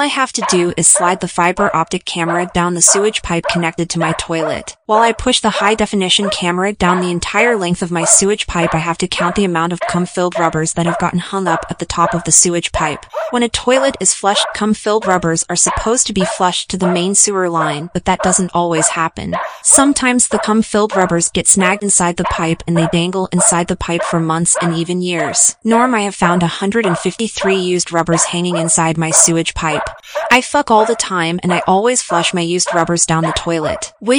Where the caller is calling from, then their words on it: Detroit, Michigan, United States; I am calling you from Detroit, Michigan.